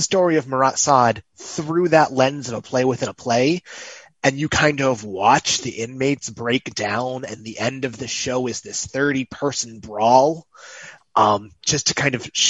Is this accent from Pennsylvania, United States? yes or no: yes; Erie, Pennsylvania, United States; I grew up in Erie, Pennsylvania